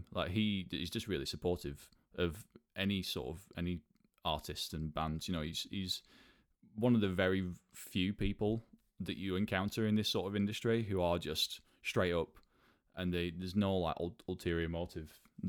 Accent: Burnley, North West England, United Kingdom; moved away as an adult; now in London, United Kingdom; I'm from Burnley, which is sort of directly north of Manchester.

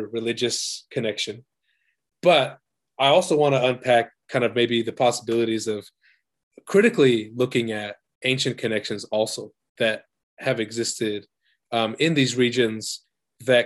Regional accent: Salt Lake City, Utah, United States; moved away as an adult; now in New Zealand; Growing up in Utah, for me, that was the communities that I was in contact with in the working class communities of the west side of Salt Lake

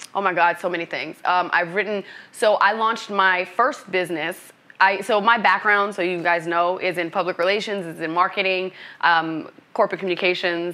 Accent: New York City, New York, United States; moved away as an adult; also born or lived in Boston, Massachusetts; now in Los Angeles, United States; Brooklyn, New York is where I was born and raised, and I'm Haitian American, first generation immigrant

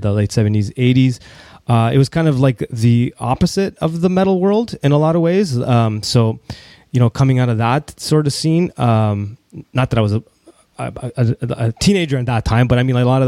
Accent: Toronto, Ontario, Canada; growing up in Toronto

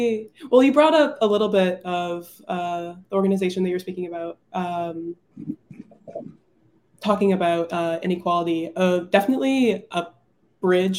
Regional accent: South Florida, United States; I'm from South Florida, where there's a lot of hurricanes

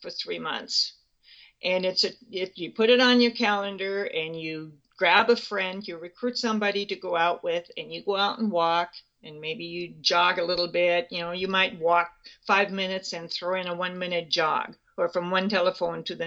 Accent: Germany; moved away as an adult; now in Spokane, United States; I grew up in Germany. I was born July 2nd, 1944, which makes me 71.

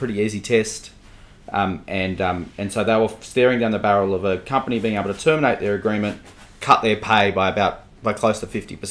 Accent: Sydney, New South Wales, Australia; I grew up in a suburb that many people will not have heard of, in Cherrybrook in Sydney, which is the northwest suburbs.

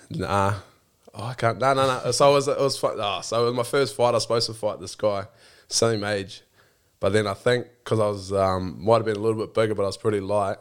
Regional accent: Blenheim, Marlborough, New Zealand; born or raised there

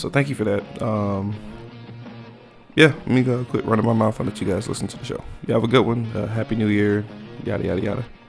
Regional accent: Texas, United States; I'm from Texas

